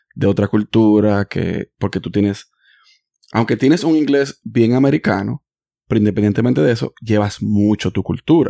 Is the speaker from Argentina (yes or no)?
no; Dominican Republic; now in United States; Yo nací en Estados Unidos, pero yo soy dominicano porque yo me crié allá.